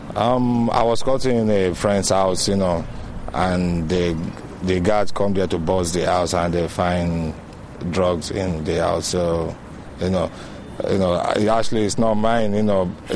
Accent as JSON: {"language": "English", "country": "Nigeria", "moved": "yes", "lives_now": "Ireland", "said": "I'm from Nigeria"}